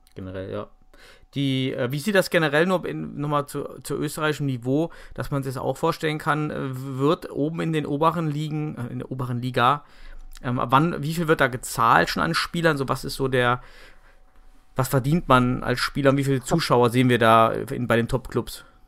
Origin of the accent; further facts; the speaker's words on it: Germany; bei uns in Deutschland